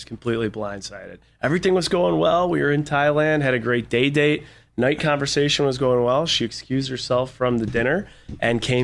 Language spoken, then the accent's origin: English; Buffalo, New York, United States; I grew up in Buffalo, New York